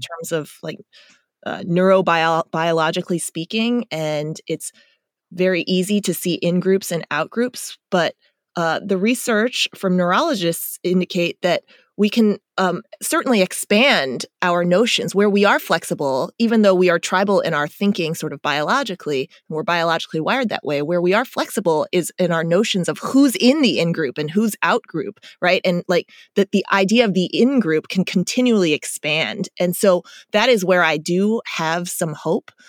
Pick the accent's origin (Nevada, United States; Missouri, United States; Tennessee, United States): Missouri, United States; Chesterfield; moved away; also born or lived in South Korea; I grew up in the Midwest in uh, St. Louis, outside of St. Louis, West St. Louis County, Chesterfield.